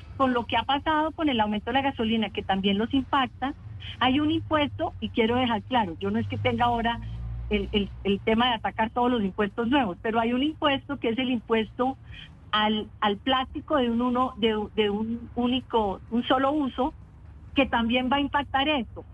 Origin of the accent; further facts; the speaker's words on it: Bogotá, Colombia; como bogotana recorriendo los barrios